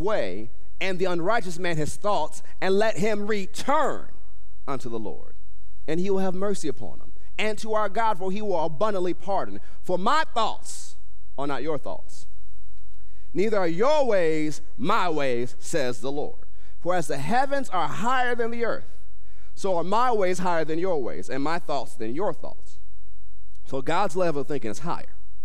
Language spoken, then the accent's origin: English; United States; all Americans, all races within this nation